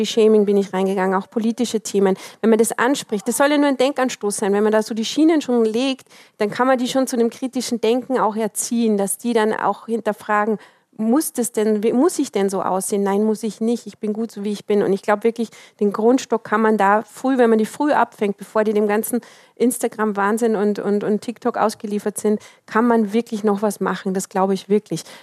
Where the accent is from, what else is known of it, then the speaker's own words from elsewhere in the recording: Austria; das ist genau das, weil ich bin in Österreich groß geworden. Meine Oma war ähm, Flüchtling.